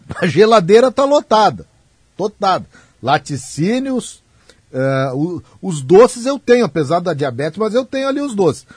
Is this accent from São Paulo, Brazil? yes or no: no; São Francisco de Paula, Rio Grande do Sul, Brazil; São Chico de Paula. Minha terra não tem eh, ônibus direto